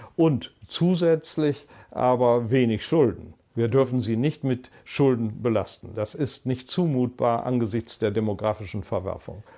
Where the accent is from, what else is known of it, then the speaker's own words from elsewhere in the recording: Germany; als Deutsche